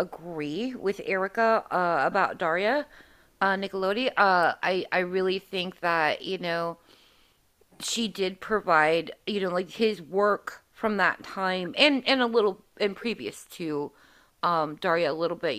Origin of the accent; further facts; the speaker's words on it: Indianapolis, Indiana, United States; I grew up on the west side near Speedway